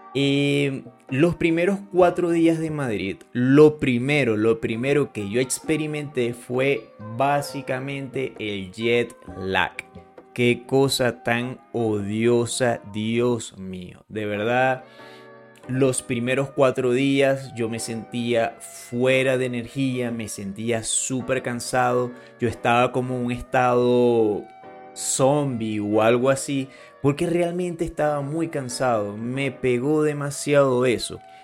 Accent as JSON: {"language": "Spanish", "country": "Venezuela", "tie": "born or raised there", "moved": "yes", "lives_now": "Colombia", "said": "Venezuela, que es donde yo nací"}